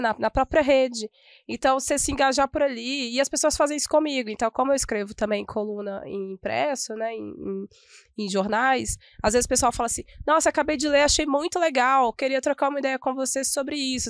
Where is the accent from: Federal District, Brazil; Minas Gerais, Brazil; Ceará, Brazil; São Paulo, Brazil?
Minas Gerais, Brazil; como uma boa mineira